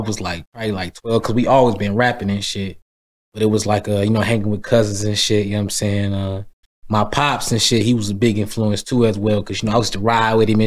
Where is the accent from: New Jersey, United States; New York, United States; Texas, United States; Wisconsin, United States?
Wisconsin, United States; Milwaukee; also born or lived in Sacramento, California; I'm from Milwaukee, Wisconsin